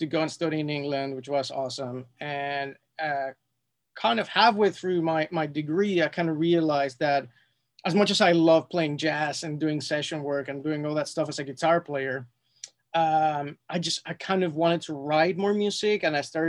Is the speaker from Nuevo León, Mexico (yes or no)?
no; Mexico City, Mexico; moved away as an adult; also born or lived in London; now in Los Angeles, United States; born and raised in Mexico City